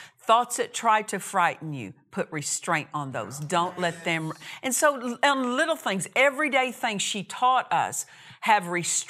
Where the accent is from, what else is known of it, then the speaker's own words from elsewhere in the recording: Altus, Oklahoma, United States; also born or lived in Olustee, Oklahoma; I remember growing up in Oklahoma, grew up in Southwest Oklahoma. My dad was a cotton and wheat farmer. And we lived in a smaller community. For the first 8 years, I lived in a little town called Olustee, Oklahoma.